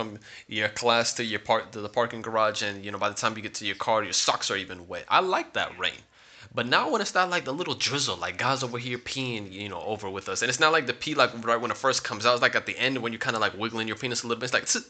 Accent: Florida, United States; now in Salamanca, Spain; I'm used to rain. I'm from Florida.

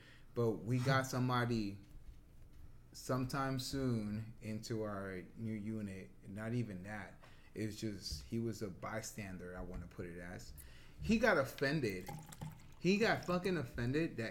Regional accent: New Jersey, United States; I grew up in Jersey

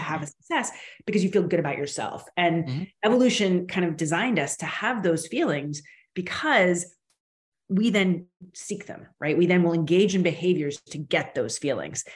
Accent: United States; now in Canada; I'm Canadian now, but I'm originally American

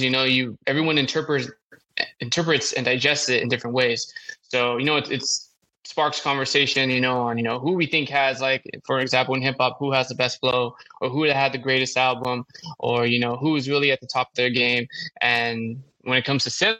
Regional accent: Los Angeles, California, United States; also born or lived in Davis, California; born and raised in Los Angeles, specifically Northeast LA, a community named Highland Park

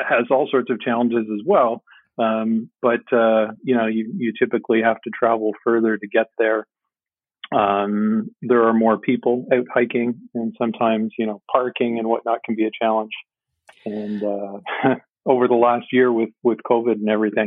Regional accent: Montreal, Quebec, Canada; now in Ontario, Canada; I grew up in the Montreal area

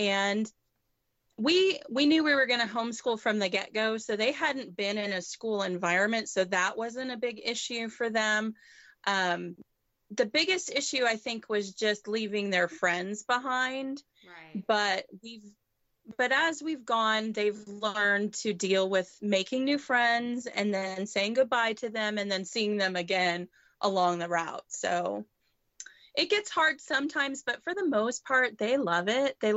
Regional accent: Canada; now in United States; Um, I'm originally from Canada, so we try to jump across the border anytime we're up north.

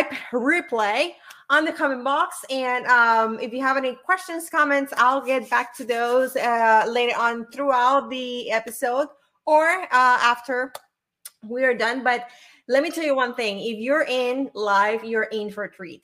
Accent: Puerto Rico; English is a second language; moved away; I'm from Puerto Rico

